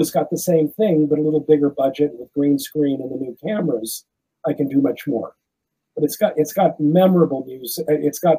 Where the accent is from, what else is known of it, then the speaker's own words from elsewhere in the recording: Los Angeles, California, United States; moved away as an adult; also born or lived in France; I was a Jew from Crenshaw.